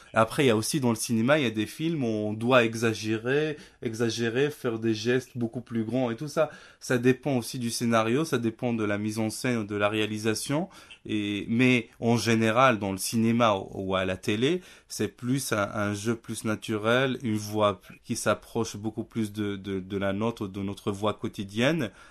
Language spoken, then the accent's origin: French; Nador, Oriental, Morocco; moved away; also born or lived in Rabat / Paris; j'ai grandi à Nador avec ma famille